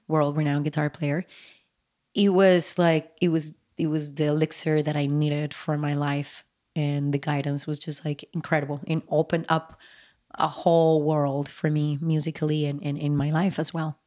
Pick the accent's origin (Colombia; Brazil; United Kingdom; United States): Colombia; Bogotá, Bogotá Capital District; when I was growing up in Bogota, Colombia